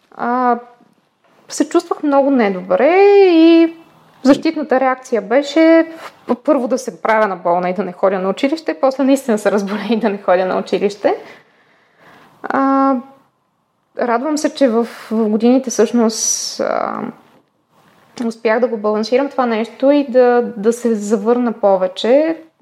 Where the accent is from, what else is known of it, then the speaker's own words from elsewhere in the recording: Plovdiv, Plovdiv Province, Bulgaria; когато си бяхме в Пловдив, тъй като аз съм от Пловдив, когато си бяхме в Пловдив, си спомням, че ходейки на детска градина и в първите години на училище